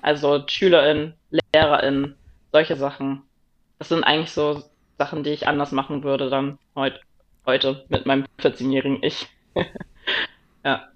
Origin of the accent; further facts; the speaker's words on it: Eckernförde and Kiel, Schleswig-Holstein, Germany; moved away; Eckernförde und Kiel, das Meer, da wo ich herkomme, wo ich gelebt habe, wo meine Friends und Family herkommen